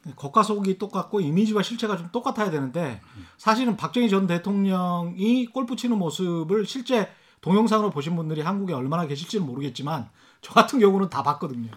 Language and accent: Korean; Yeosu, South Jeolla, South Korea; 제가 전라남도 요수인데요.